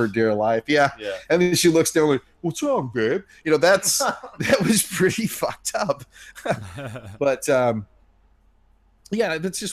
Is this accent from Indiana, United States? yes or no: yes; Indiana, United States; moved away; I'm from Indiana and I grew up with a lot of racists